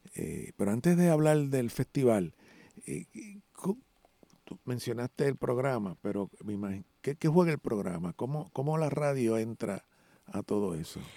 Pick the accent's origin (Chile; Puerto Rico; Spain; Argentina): Puerto Rico; aquí somos puertorriqueños y puertorriqueños negros